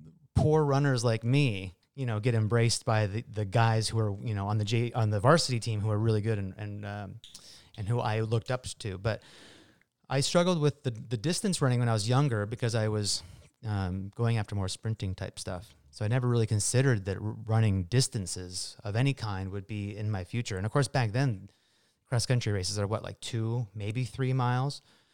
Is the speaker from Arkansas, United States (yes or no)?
no; Marysville, Washington, United States; Yeah, I grew up in Marysville, actually. Went to Marysville Pilchuck High School.